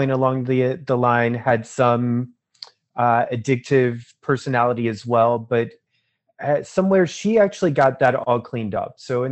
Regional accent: Burlington, North Carolina, United States; I'm from North Carolina. I was born there in '79, so I'm 41 years old from North Carolina. I grew up in a small town called Burlington, which is in the Piedmont

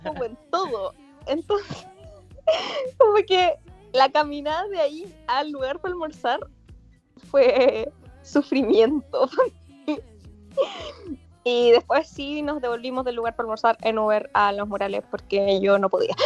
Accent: Chillán, Ñuble, Chile; yo soy de Chillán

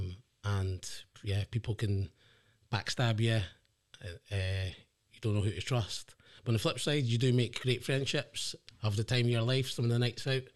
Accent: the Inch, Scotland, United Kingdom; also born or lived in England; as I grew up in the Inch, um, it's quite a tight knit community

